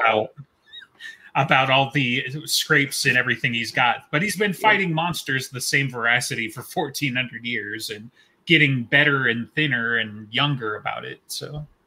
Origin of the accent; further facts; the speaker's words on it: United States; We're American nerds.